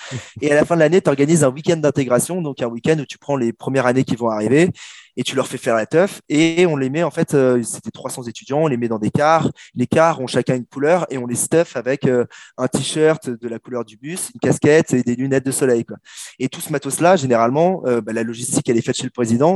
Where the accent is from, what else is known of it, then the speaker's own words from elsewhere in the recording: France; je suis français